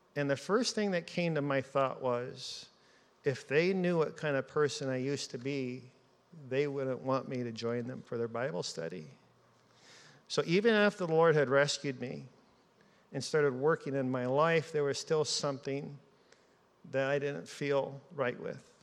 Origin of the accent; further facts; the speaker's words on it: Seattle, Washington, United States; moved away; also born or lived in Alaska; as a child growing up in Seattle